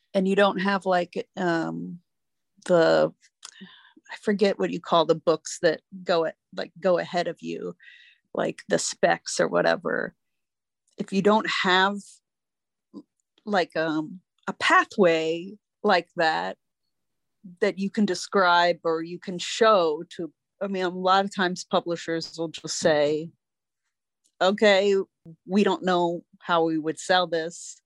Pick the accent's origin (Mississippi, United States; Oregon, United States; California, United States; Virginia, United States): Virginia, United States; Northern; my childhood growing up in Northern Virginia